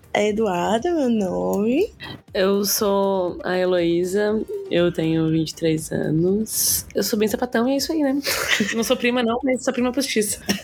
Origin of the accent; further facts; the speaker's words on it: Garopaba, Santa Catarina, Brazil; Eu nasci na Carmela, mas eu sou de Garopaba, né? tipo, passei minha vida inteira lá